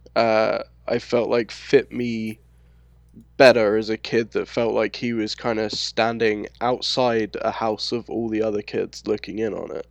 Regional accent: London, United Kingdom; accent: London; moved away as an adult; also born or lived in Scotland; now in United States; growing up in London

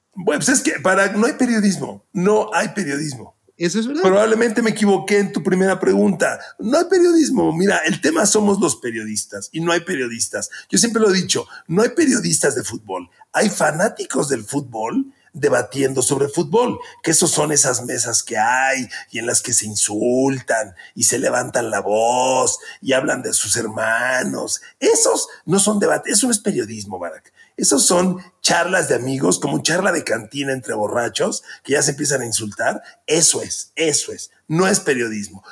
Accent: Ecatepec, State of Mexico, Mexico; de Catepec, por cierto, de donde soy yo, donde nací

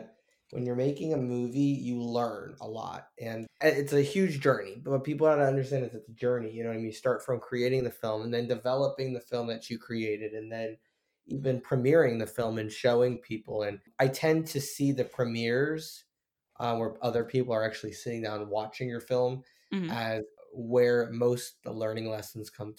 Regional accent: Tampa, Florida, United States; I am born and raised in Tampa

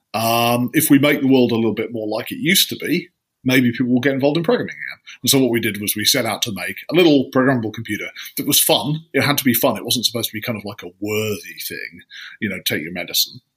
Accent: just outside Leeds, Yorkshire and the Humber, United Kingdom; I grew up just outside Leeds

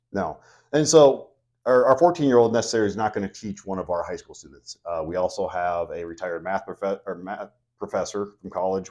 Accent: Elkhorn, Nebraska, United States; I'm actually from Elkhorn. I have lifetime resident.

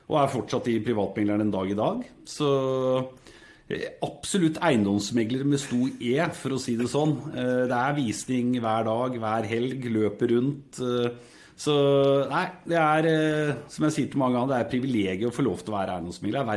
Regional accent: Singapore; now in Norway; Jeg vokste opp i Singapore, gikk på internasjonal skole der.

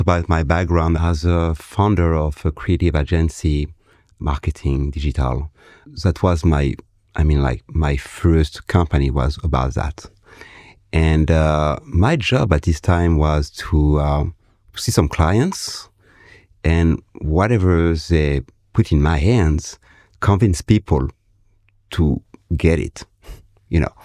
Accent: Comoros; I am from the Comoros Island

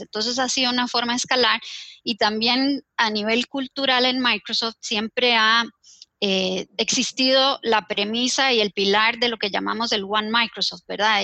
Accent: Costa Rica; como costarricense

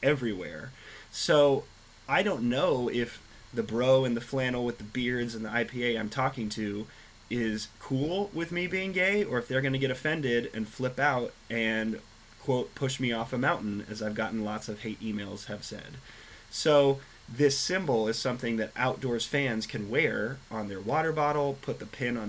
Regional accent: Nebraska, United States; moved away; I grew up in Nebraska

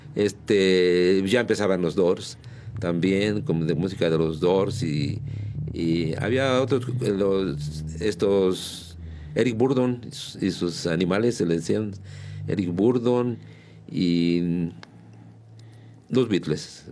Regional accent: San Juan del Río, Querétaro, Mexico; Yo soy de San Juan del Río, yo nací en la, en la calle de Mina, en el número 49

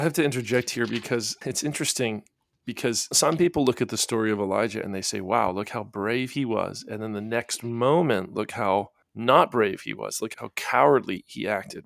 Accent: Florida, United States; I come from Florida

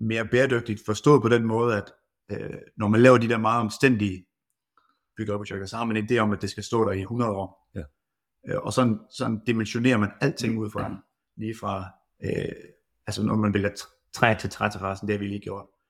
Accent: Randers, Central Denmark Region, Denmark; now in Hasten, Denmark; jeg er pære dansk, og kommer oprindeligt fra Randers af

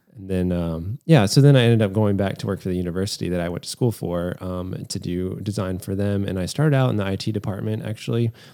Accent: Lynchburg, Virginia, United States; I just decided to stay in my hometown at the time, which was Lynchburg

